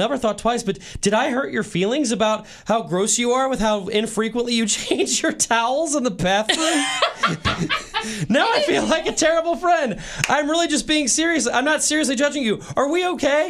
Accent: St. Louis, Missouri, United States; moved away as an adult; now in Kansas City, United States; I spent my first 19 years of life in St. Louis. I've lived in Kansas City as an adult for almost 7 years now

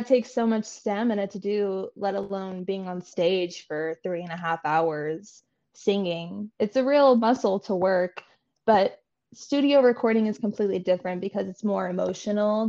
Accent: Nevada, United States; moved away; also born or lived in New York; I grew up in Nevada

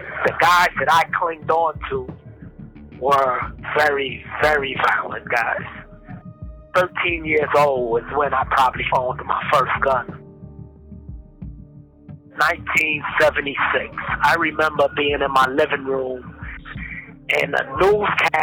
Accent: New York City, New York, United States; also born or lived in Brooklyn; I was born in Harlem Hospital in 1965

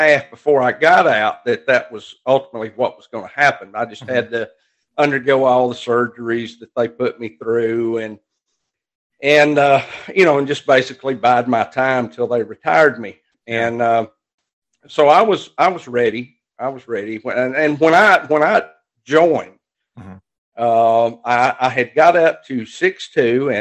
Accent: Alabama, United States; I love it here

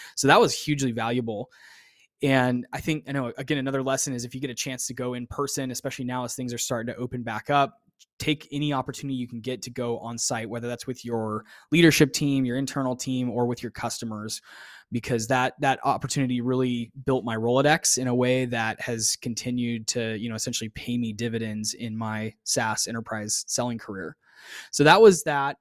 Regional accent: Phoenix, Arizona, United States; moved away as an adult; also born or lived in Austin, Texas; I left my hometown, eh, of Phoenix, Arizona after school, after I finished college, and I moved to Austin, Texas

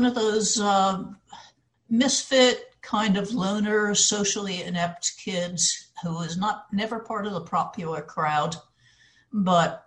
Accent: Livingston, New Jersey, United States; I was a free-range child. I roamed from the river to the top of the hill. But and this was in Livingston, New Jersey, before it became metropolitan

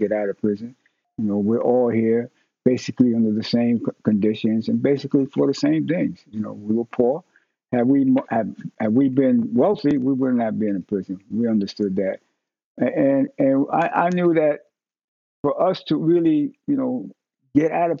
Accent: New York City, New York, United States; I was born in New York City. I was born in Spanish Harlem, what we call El Barrio.

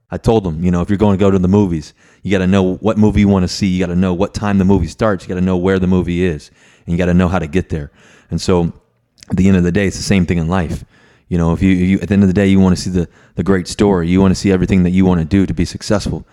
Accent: Virginia, United States; growing up in Virginia.

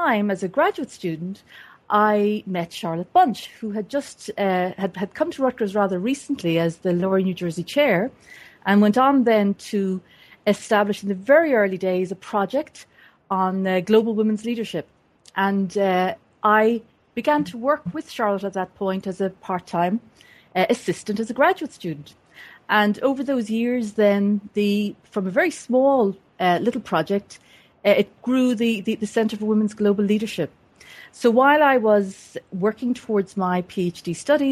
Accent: Dublin area, Leinster, Ireland; moved away as an adult; also born or lived in United States; I was born and raised in the Dublin area in Ireland.

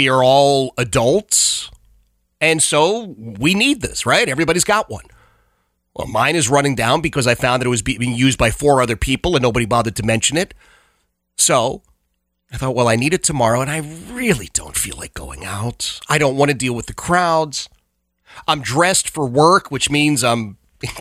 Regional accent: Philadelphia, Pennsylvania, United States; I grew up in Oxford Circle, the Oxford Circle section of Philadelphia

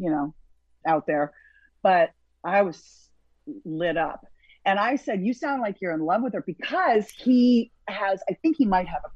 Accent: Burlington, Ontario, Canada; moved away as an adult; also born or lived in Toronto / Montreal; now in Miami, United States; And finally a family adopted me from Burlington

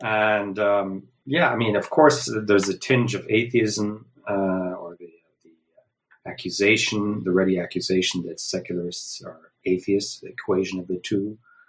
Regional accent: Switzerland; Well, I was born and raised in Switzerland to a parent's father being of Lebanese descent, an American, and my mom being of German descent, as a Swiss, basically, in Switzerland.

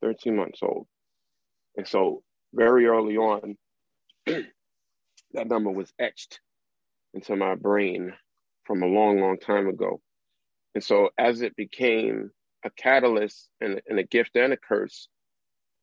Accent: New York City, New York, United States; growing up in South Jamaica

